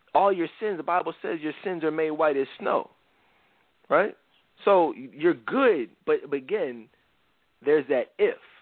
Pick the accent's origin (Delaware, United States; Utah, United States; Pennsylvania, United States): Pennsylvania, United States; Philadelphia; Philly, my hometown